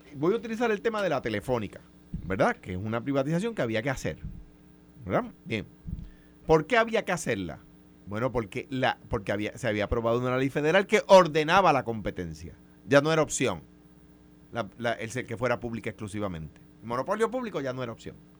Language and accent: Spanish; Coamo, Puerto Rico; el barrio más lejano de Cuamo, de donde soy yo